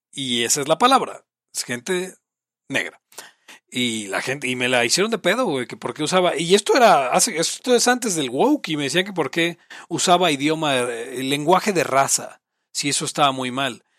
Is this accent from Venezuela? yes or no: no; Mexico; Somos mexicanos, vivimos en Latinoamérica